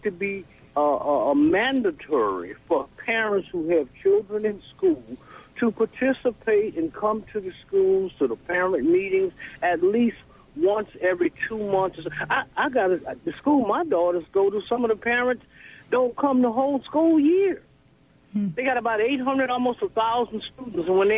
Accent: New Orleans, Louisiana, United States; now in Hattiesburg, United States; I'm from New Orleans, Louisiana

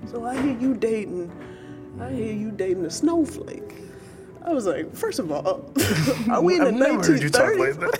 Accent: Chicago, Illinois, United States; I'm originally from Chicago

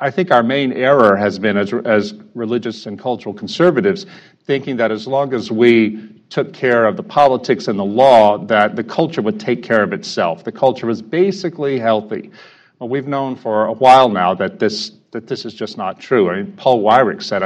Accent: the Bayou, Louisiana, United States; I'm up from the Bayou today for this event

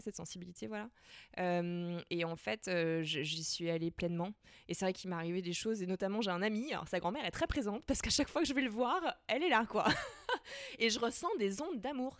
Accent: Nantes, Pays de la Loire, France; moi j'ai grandi à Nantes

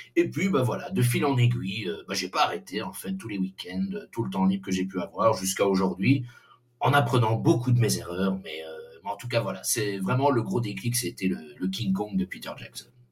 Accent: Belgium; on est belge

